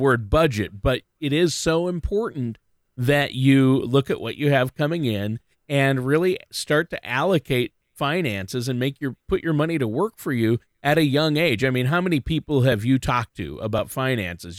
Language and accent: English; Minnesota, United States; I've been, uh, hunkered down in Minnesota, you know, my home state.